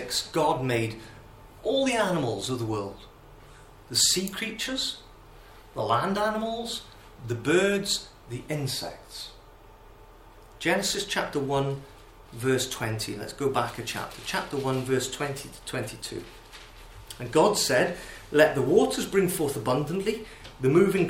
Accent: Wales, United Kingdom; as a Welshman

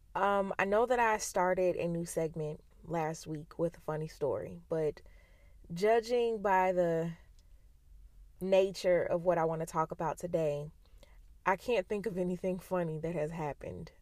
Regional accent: United States; being an American

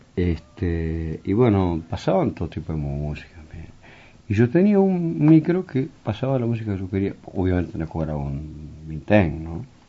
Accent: Tacuarembó, Uruguay; moved away; en mi pueblo, en Tacuarembó

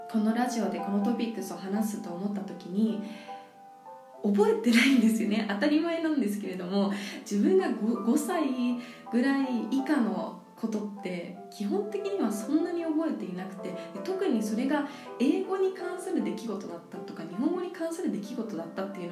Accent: New Zealand; also born or lived in Japan; 日本で生まれてその後すごく幼少期の頃はいろいろな国に連れて行ってもらっていたのでそんな中でニュージーランド出身なんですね

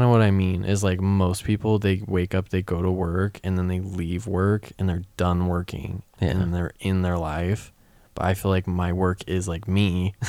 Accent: Utah, United States; Growing up in Utah

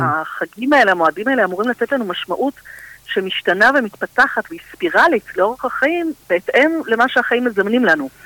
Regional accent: Tel Aviv, Tel Aviv District, Israel; also born or lived in Holon; אני תל אביבית במקור

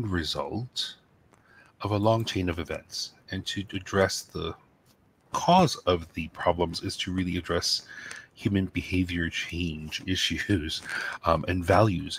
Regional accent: New York City, New York, United States; growing up in New York City, access to wildlife and animals was quite limited.

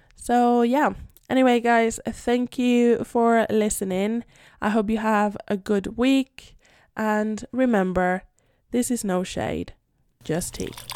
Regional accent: Madrid, Community of Madrid, Spain; first language Spanish; English is a second language; also born or lived in United Kingdom; I'm Spanish. I live in Madrid, born and raised in Madrid.

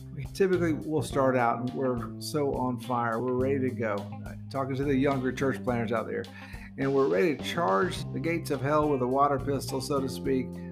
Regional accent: near Fort Bragg, North Carolina, United States; moved away as an adult; now in Philippines; We're from North Carolina in the United States, and we come from right outside the Fort Bragg area

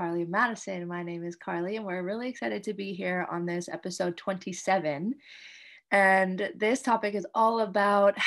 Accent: Canada; now in Indonesia

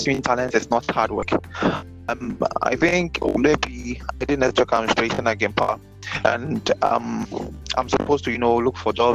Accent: Accra, Greater Accra, Ghana; I grew up in Accra, and primary schooling was in Accra

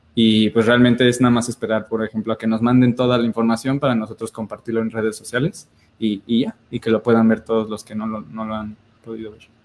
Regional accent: Celaya, Guanajuato, Mexico; also born or lived in Mexico City; now in Querétaro, Mexico; yo nací en Celaya

